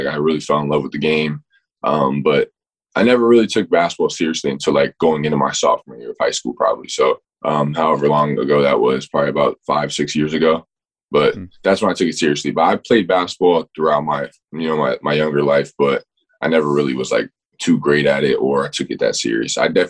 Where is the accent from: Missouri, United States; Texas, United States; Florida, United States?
Florida, United States; I definitely followed Florida because I'm being from Florida. Everybody in my hometown or everybody back home, you know, you see Gator fans everywhere.